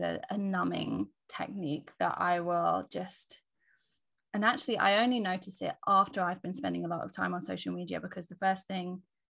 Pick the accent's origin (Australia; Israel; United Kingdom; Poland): United Kingdom; England; I was born in England